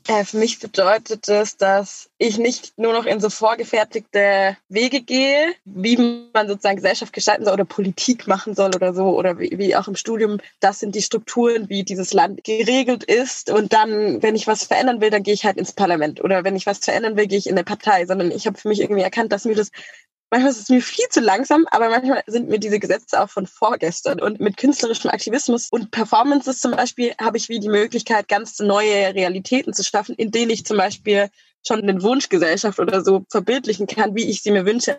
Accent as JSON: {"language": "German", "country": "Germany", "tie": "born or raised there", "said": "in Deutschland, da, wo ich aufgewachsen bin"}